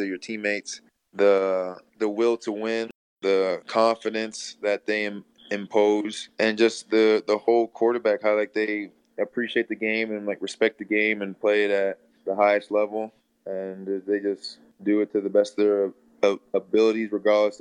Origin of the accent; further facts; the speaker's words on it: Canada